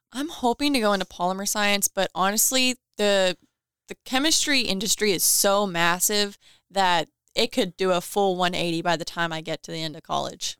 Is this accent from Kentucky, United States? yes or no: yes; Owensboro, Kentucky, United States; from here